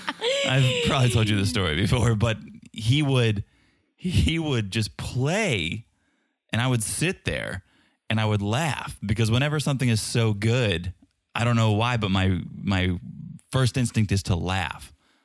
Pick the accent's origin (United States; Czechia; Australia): Czechia; accent: Czech; So if it sounds a little bit different, yes, it's my Czech accent, but it's also probably the acoustics of this room.